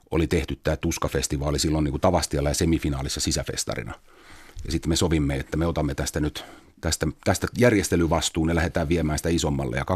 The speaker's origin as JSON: {"language": "Finnish", "town": "Espoo", "region": "Uusimaa", "country": "Finland", "said": "ennen kuin mä muutin opiskelijakämppään, mä tulin himasta Tapiolasta."}